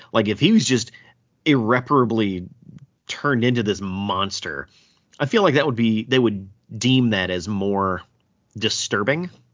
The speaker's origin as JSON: {"language": "English", "region": "the South", "country": "United States", "said": "I'm from the South."}